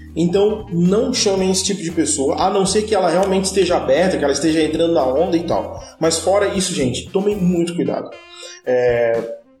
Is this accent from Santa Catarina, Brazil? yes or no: yes; Florianópolis, Santa Catarina, Brazil; porque eu sou de Florianópolis, quem nasce Florianópolis é florianopolitano ou manezinho da ilha